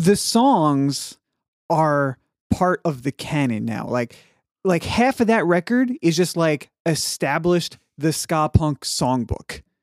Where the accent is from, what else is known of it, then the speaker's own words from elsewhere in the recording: Dallas, Texas, United States; moved away; D F W homies, which was, you know, my hometown for a long time